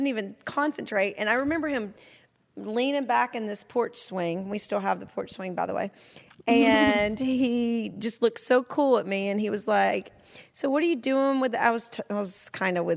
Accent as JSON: {"language": "English", "region": "a small town in Georgia", "country": "United States", "tie": "born or raised there", "said": "where I came from in a small town in Georgia"}